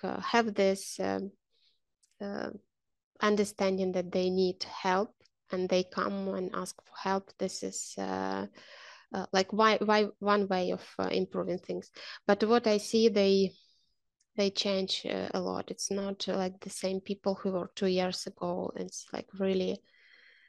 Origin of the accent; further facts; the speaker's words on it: Ukraine; And I am from Ukraine.